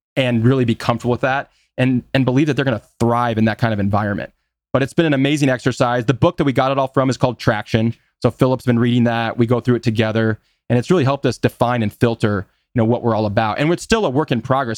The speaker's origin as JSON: {"language": "English", "town": "Des Moines", "region": "Iowa", "country": "United States", "said": "I'm from Des Moines, as we've talked about, which is just a small midtown city"}